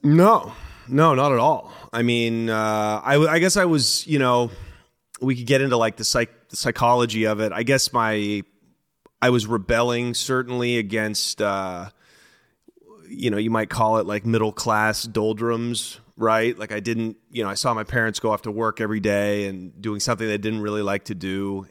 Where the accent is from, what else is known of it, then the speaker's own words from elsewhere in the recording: Portland, Oregon, United States; I'm from the city of Portland, so I'm not from the suburbs